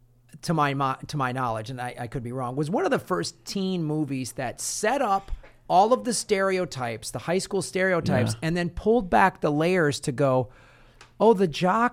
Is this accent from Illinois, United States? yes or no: yes; Evanston, Illinois, United States; I grew up in the North Shore. I went to high school in Evanston, and so those movies resonated a lot with me because I was living in that environment at the time.